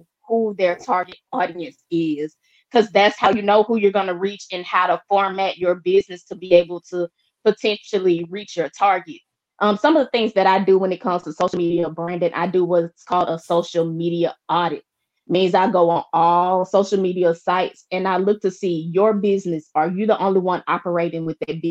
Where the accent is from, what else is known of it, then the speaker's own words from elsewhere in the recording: Shreveport, Louisiana, United States; moved away; the hometown, Shreveport